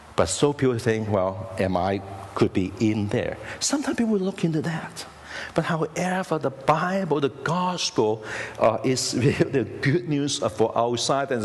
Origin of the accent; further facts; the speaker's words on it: Hong Kong; now in United States; I was born in Hong Kong